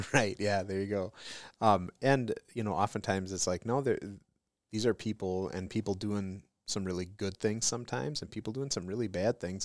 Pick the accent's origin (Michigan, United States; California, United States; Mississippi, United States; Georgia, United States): Michigan, United States; Detroit; I'm from Detroit